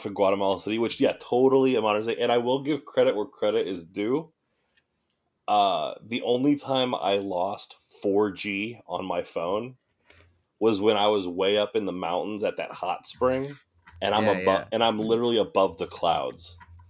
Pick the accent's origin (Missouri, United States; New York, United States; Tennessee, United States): Missouri, United States; growing up in Missouri